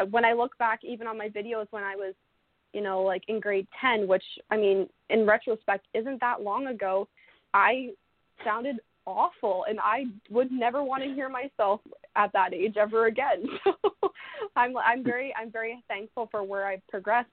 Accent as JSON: {"language": "English", "town": "Oakland", "region": "Ontario", "country": "Canada", "said": "I'm from Oakland, Ontario, Canada. So Oakland is a really, really, mm. really tiny, tiny town."}